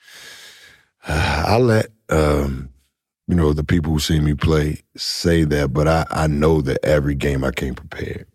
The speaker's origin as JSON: {"language": "English", "town": "Washington", "country": "United States", "said": "I'm from Washington"}